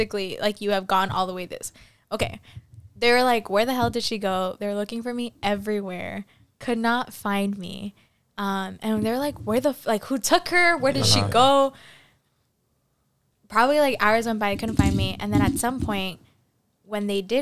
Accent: Argentina; moved away; I was born in Argentina.

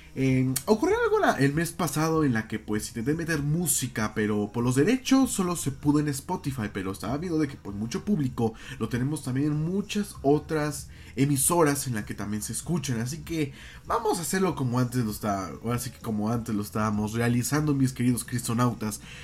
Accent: Mexico; como mexicanos

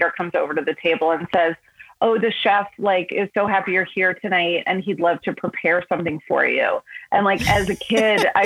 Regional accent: New York, United States; also born or lived in Los Angeles, California; I was born in Los Angeles. And then my parents moved back and forth from New York to Los Angeles, like always for work a couple of times before I was 8. And when I was 8 years old, we moved back to New York, like for good.

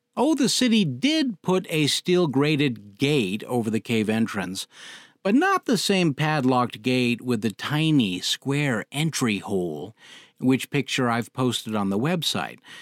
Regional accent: Cody, Wyoming, United States; moved away; Cody, Wyoming, my hometown, from the second grade through high school

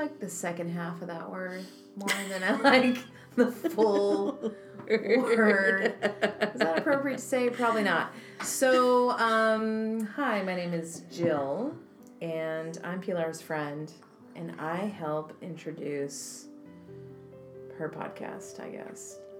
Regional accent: Idaho, United States; born or raised there

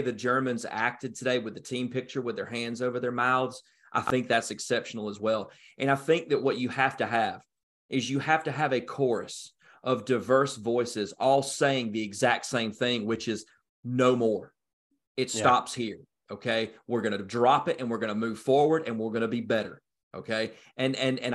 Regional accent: North Georgia, United States; I grew up in Hicksville, North Georgia

